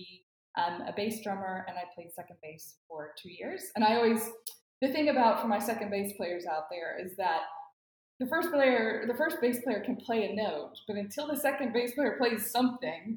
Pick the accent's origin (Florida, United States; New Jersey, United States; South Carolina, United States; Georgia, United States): Georgia, United States; Atlanta; moved away as an adult; I grew up in Atlanta